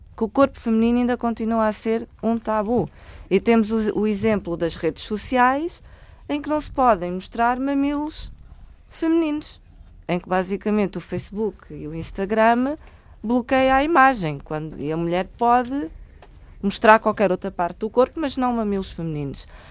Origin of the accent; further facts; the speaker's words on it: Angola; eu sou angolana, sou humorista angolana